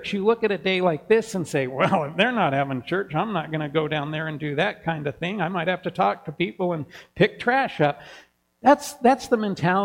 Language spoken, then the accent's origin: English; Kansas, United States; now in Helena, United States; growing up in Kansas in a small town, every house in our neighborhood had a porch and a porch swing.